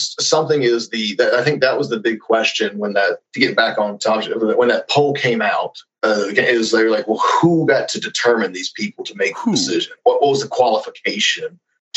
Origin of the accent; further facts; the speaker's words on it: United States; as an American